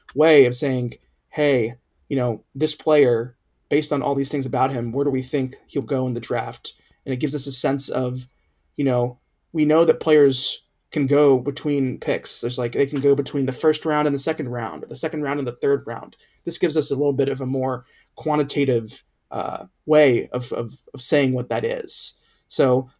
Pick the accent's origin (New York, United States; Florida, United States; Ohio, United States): Ohio, United States; Cincinnati; my hometown team is Cincinnati Bengals. And when I was growing up in the 1990s